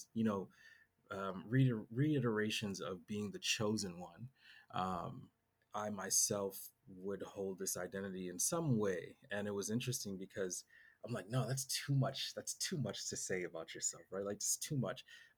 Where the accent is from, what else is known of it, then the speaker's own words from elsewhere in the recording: Boston, Massachusetts, United States; moved away; also born or lived in San Diego; I grew up in Boston